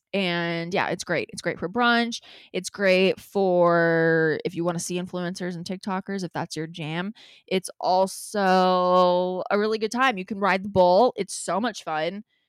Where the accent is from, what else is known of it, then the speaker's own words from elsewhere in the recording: Los Angeles, California, United States; L A is my hometown